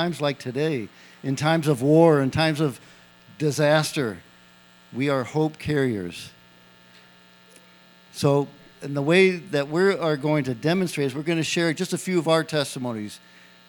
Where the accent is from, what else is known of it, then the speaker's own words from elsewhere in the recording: Missouri, United States; I'm from Missouri